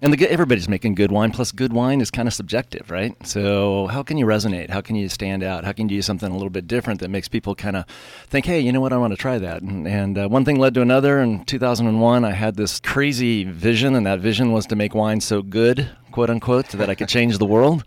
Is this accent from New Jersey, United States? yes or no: no; Pasadena, California, United States; moved away; I grew up in Southern California, So in the Pasadena area